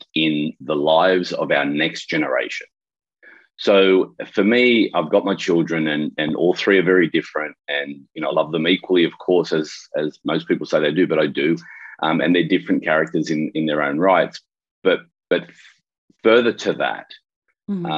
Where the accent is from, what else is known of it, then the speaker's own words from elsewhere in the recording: Sydney, New South Wales, Australia; I'm from Sydney, Australia